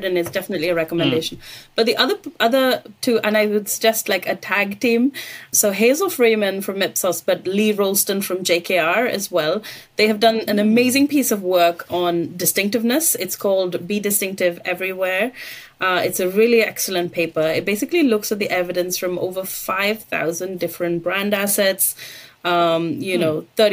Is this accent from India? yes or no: yes; India; moved away; I grew up in India